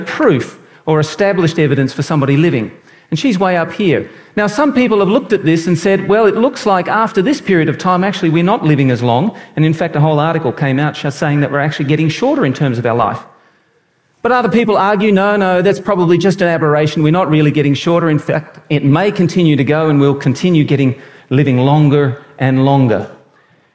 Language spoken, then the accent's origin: English; Brisbane, Queensland, Australia; moved away; also born or lived in New South Wales; I was born in Brisbane